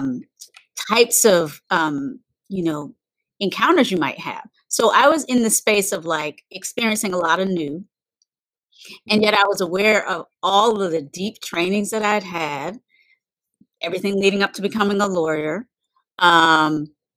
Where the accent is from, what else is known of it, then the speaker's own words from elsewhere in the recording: North Carolina, United States; moved away as an adult; also born or lived in Virginia / San Francisco; I was born in North Carolina